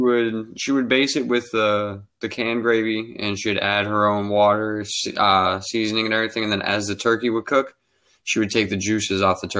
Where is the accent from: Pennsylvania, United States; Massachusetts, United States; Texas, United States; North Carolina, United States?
Massachusetts, United States; Boston; accent: northern; now in Florida, United States; I'm not originally from Florida. I'm from Boston. So I came down